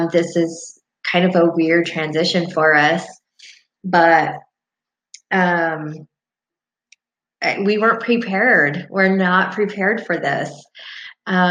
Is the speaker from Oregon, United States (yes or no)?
yes; Albany, Oregon, United States; I am from Albany, Oregon